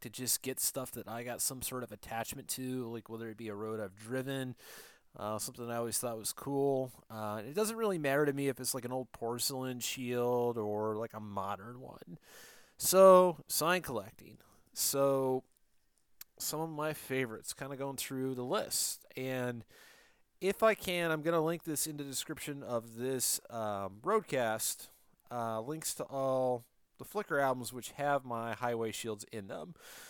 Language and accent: English; Detroit, Michigan, United States; also born or lived in Orlando / Phoenix; I got a lot of the stuff from Michigan because I'm originally from the Detroit area.